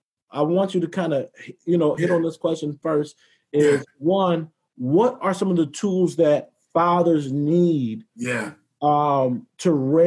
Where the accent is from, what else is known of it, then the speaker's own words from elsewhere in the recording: the South, United States; I grew up in the South